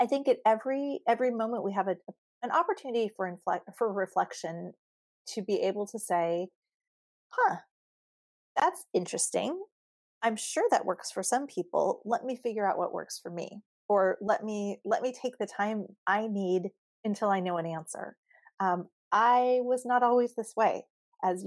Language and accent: English; Southern California, United States; I've grown up in Southern California. I live in Southern California. I'm a native